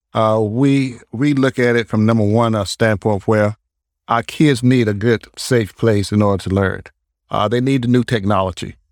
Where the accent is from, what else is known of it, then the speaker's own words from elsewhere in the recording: Durham, North Carolina, United States; moved away as an adult; now in Greensboro, United States; I'm originally from Durham, uh, which is a very progressive uh, town, also